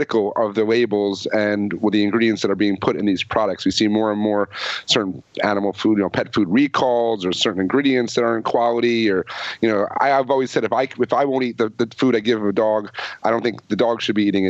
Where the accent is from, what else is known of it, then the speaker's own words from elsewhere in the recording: the Catskills, New York, United States; I grew up in the Catskills